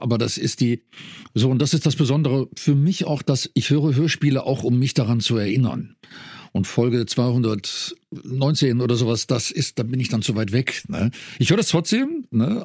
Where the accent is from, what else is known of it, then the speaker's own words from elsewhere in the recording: North Rhine-Westphalia, Germany; Ich komme aus dem, aus dem Niederrhein, bin, darum ist mir das, das Idiom auch vertraut